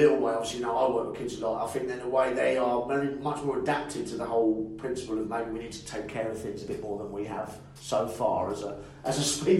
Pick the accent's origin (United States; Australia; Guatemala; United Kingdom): United Kingdom; as British people